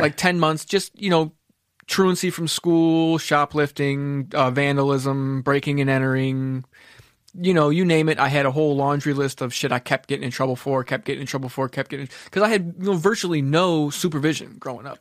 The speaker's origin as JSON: {"language": "English", "town": "Kendall", "region": "Florida", "country": "United States", "tie": "born or raised there", "also_born_or_lived": "Mount Clemens, Michigan / Homestead, Florida", "said": "once we moved to Kendall, that's when I was, like, started becoming, like, into my teen years"}